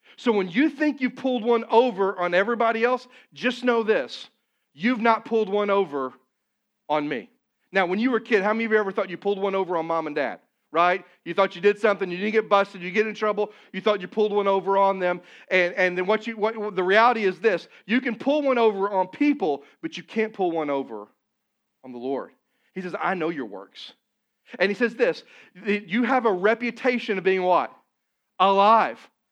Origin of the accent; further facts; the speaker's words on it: Poplar Bluff, Missouri, United States; moved away; Papa Bluff, my hometown, it's not a large community, it's about seventeen, eighteen thousand people